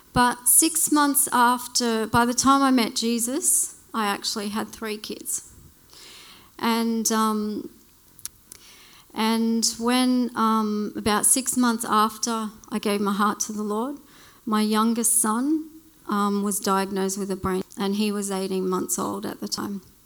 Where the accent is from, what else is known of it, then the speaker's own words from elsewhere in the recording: Blue Mountains, New South Wales, Australia; also born or lived in Western Australia; I grew up in the Blue Mountains